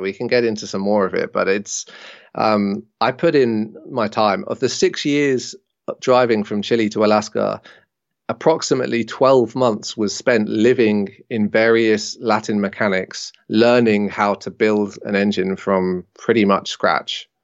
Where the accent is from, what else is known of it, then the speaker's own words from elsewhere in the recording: Jersey; moved away as an adult; So I decided to go home to Jersey, where I am now